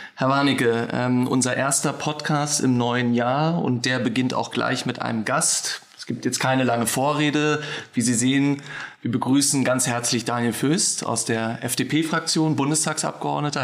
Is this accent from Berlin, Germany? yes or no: yes; Berlin, Germany; als gebürtiger Berliner